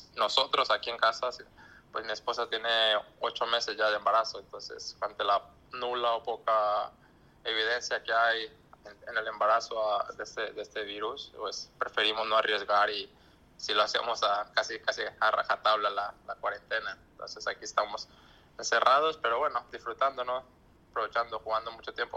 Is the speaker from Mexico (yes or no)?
yes; Culiacán, Sinaloa, Mexico; moved away; also born or lived in Europe; desde que salí de México, de Culiacán